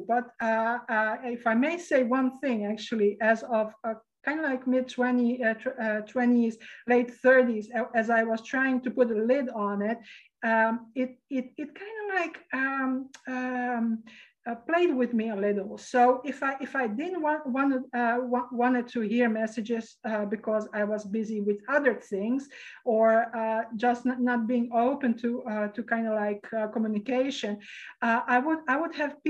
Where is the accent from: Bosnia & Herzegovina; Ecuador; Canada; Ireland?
Bosnia & Herzegovina; Sarajevo; born there; So where I was born in Sarajevo, actually. That is formerly Yugoslavia, and now it's called Bosnia, as I recall.